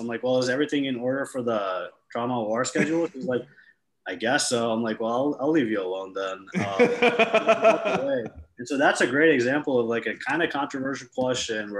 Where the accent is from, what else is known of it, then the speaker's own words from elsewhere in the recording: New York, United States; I'm from New York